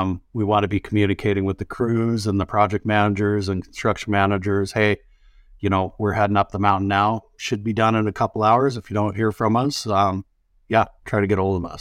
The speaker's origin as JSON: {"language": "English", "region": "Utah", "country": "United States", "tie": "born or raised there", "moved": "yes", "lives_now": "Montana, United States", "said": "I grew up in the Rockies too, down, uh, state below in Utah"}